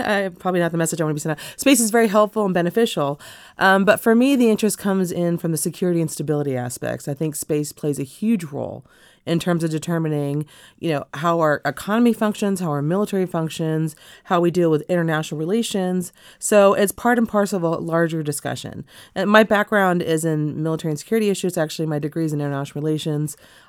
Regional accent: Los Angeles, California, United States; now in Washington, D.C., United States; I grew up in L.A.

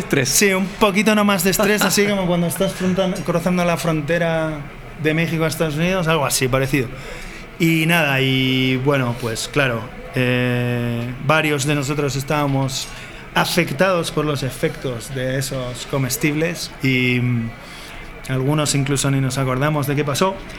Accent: Basque Country, Spain; moved away; como buen vasco

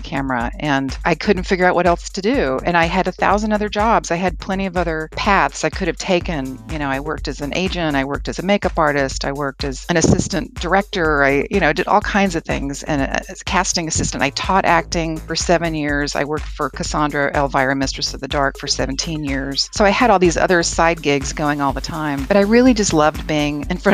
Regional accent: Asheville, North Carolina, United States; moved away as an adult; also born or lived in Chattanooga, Tennessee / Los Angeles, California; now in Arizona, United States; I grew up in Asheville in the mountains of North Carolina

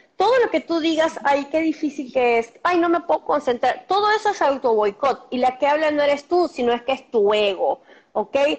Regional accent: Argentina; yo soy argentina

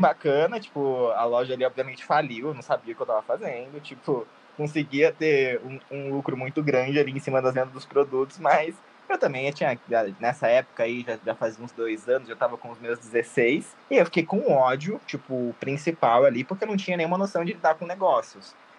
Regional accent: Itapeva, São Paulo, Brazil; moved away; Eu sou do interior de São Paulo, tá? Eu sou uma cidade chamada Itapeva

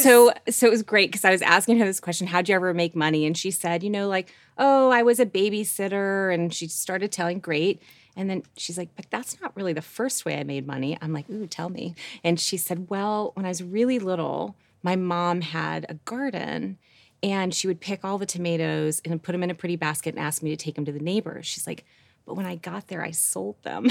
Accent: Rochester, New York, United States; I grew up in Rochester, New York, like, wrong side of the tracks

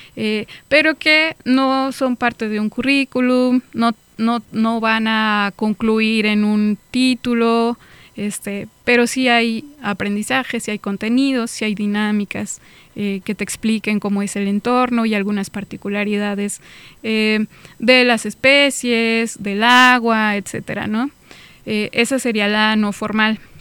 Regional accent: small town near Celaya, Guanajuato, Mexico; moved away as an adult; also born or lived in Tijuana; En mi pueblo es normal, tú vas al campo

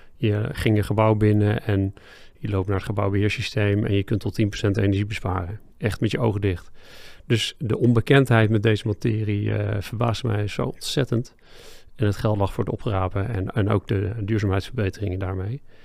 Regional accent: Driebergen, Utrecht, Netherlands; ik kom uit Driebergse.

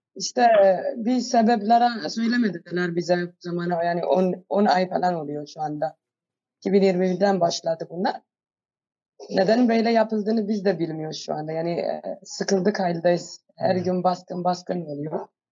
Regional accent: Ethiopia; Turkish is a second language; also born or lived in Sudan; now in Ankara, Turkey; asli olarak Etiyopyalıyım

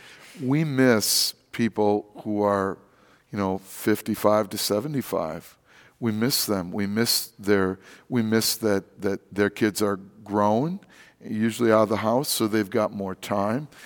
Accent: Wisconsin, United States; also born or lived in Rochester, New York; now in St. Louis, United States; I'm from Wisconsin

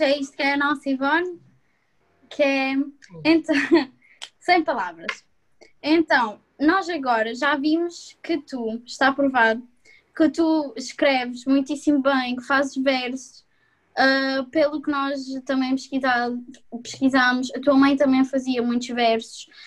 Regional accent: Algarve, Portugal; sou do Algarve

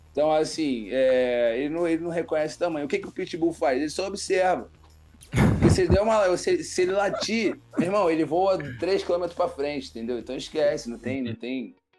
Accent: Rio de Janeiro, Brazil; eu sou do Rio.

